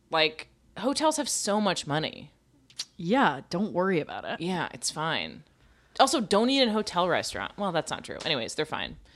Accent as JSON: {"language": "English", "region": "New York", "country": "United States", "said": "something I've never seen in my 50 years as a New Yorker happened."}